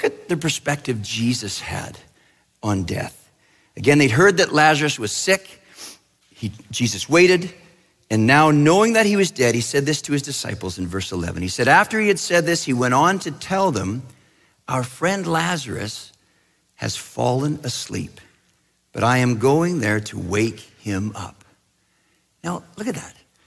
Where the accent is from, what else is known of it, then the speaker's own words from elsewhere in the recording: British Columbia, Canada; I grew up in Western Canada, in British Columbia, and in a small town where we lived on this beautiful, beautiful lake called the Shuswap Lake